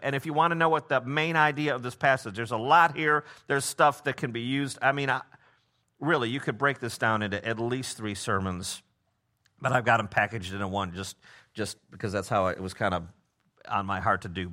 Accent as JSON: {"language": "English", "town": "Memphis", "region": "Tennessee", "country": "United States"}